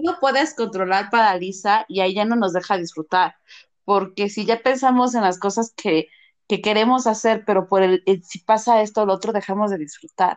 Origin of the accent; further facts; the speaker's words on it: Mexico; also born or lived in Morelia; somos mexicanos